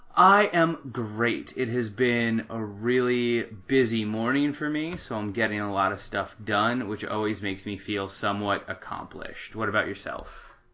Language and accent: English; Tempe, Arizona, United States; also born or lived in Washington D.C.; I was born and raised in Tempe, Arizona